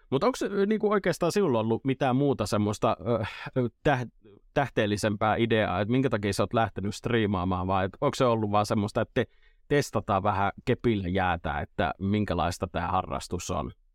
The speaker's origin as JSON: {"language": "Finnish", "town": "Imatra", "region": "South Karelia", "country": "Finland", "tie": "born or raised there", "said": "Etelä-Karjalan poiki Imatralta kotosi"}